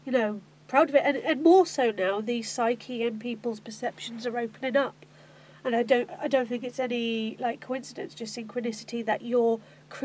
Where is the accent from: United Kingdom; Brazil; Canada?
United Kingdom; Milton Keynes, South East England; moved away as an adult; also born or lived in Luton; now in Manchester, United Kingdom; I moved to Milton Keynes when I was 6 months old, so I grew up there.